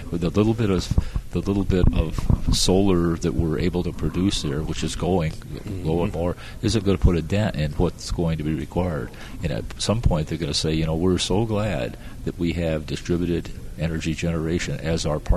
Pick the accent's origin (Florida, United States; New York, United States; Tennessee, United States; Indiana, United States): Florida, United States; because we're from Florida, we've got 1,500 people a day coming into Florida, right?